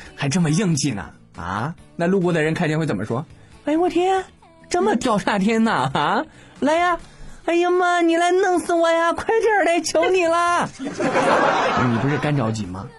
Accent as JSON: {"language": "Chinese", "country": "China", "said": "身为中国人"}